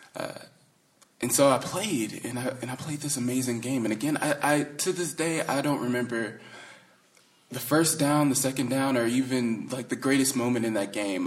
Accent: the South, United States; when you're growing up in the South

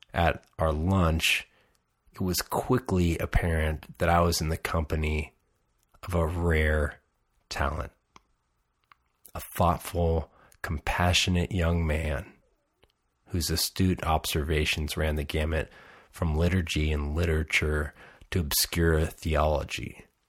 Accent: Salinas, California, United States; also born or lived in Nashville / Texas / Connecticut / Los Angeles; now in Isla Vista, United States; Growing up in Salinas, I would have never guessed that I would move to Nashville

